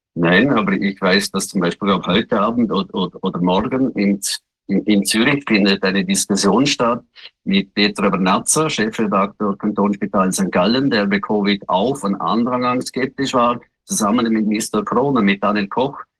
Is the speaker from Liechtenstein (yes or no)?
yes; Liechtenstein; bei uns in Lichtenstein